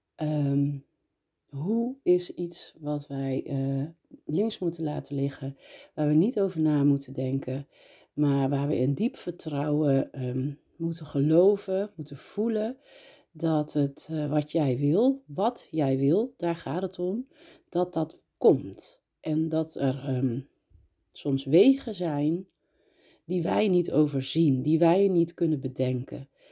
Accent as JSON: {"language": "Dutch", "town": "Breda", "region": "North Brabant", "country": "Netherlands", "tie": "born or raised there", "also_born_or_lived": "North Holland", "lives_now": "Nuenen, Netherlands", "said": "Ik ben eh, geboren in Noord-Holland, opgegroeid in Breda"}